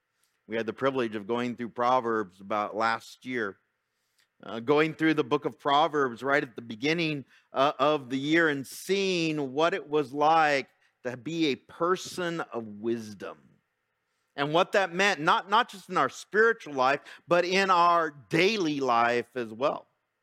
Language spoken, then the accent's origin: English; Fontana, California, United States; I remember growing up in Fontana, and we had these, you know, beautiful tomato plants.